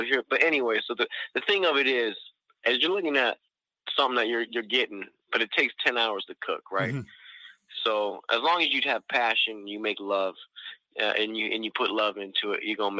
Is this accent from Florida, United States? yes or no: yes; Florida, United States; now in North Dakota, United States; I'm from Florida, man